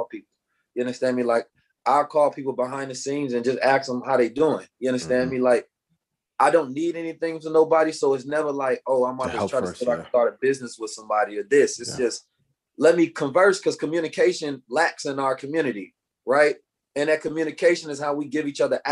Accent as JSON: {"language": "English", "town": "Oakland", "region": "California", "country": "United States", "tie": "born or raised there", "said": "I grew up in Oakland, California, under a very like militant Black Muslim paradigm"}